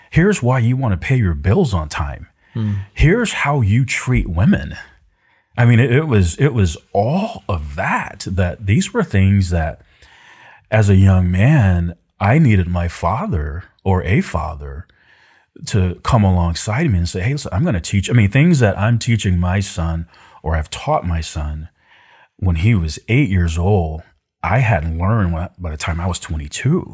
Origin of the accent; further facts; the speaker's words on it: Decatur, Georgia, United States; also born or lived in Florida; I grew up uh, in an urban, suburban part of Atlanta, uh, a town called Decatur